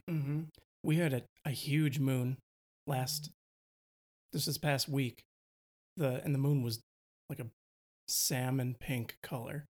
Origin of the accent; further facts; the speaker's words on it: Milwaukee, Wisconsin, United States; accent: Wisconsin; moved away; I grew up in Milwaukee. I'm trying to really tone down my Wisconsin accent